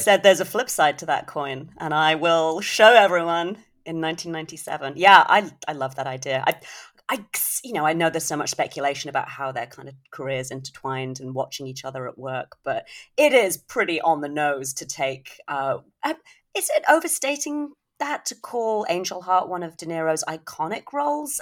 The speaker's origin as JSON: {"language": "English", "country": "United Kingdom", "said": "as a Brit"}